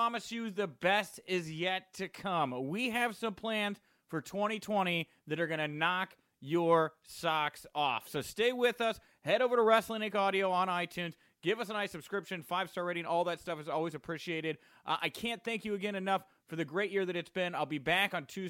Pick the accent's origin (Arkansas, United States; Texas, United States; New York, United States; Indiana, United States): Texas, United States; The Woodlands; I'm actually from the Woodlands